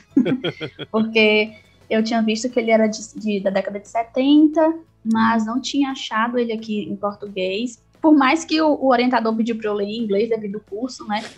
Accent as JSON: {"language": "Portuguese", "town": "Quixadá", "region": "Ceará", "country": "Brazil", "said": "eu sou de Quixadá, no interior do Ceará, numa região chamada Sertão Central"}